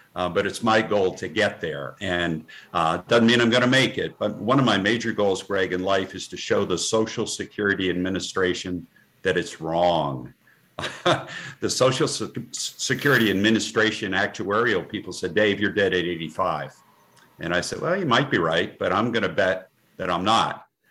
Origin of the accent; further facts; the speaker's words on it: the coast of New Jersey, United States; moved away as an adult; also born or lived in Vermont; and I was bred in New Jersey, uh, the coast of New Jersey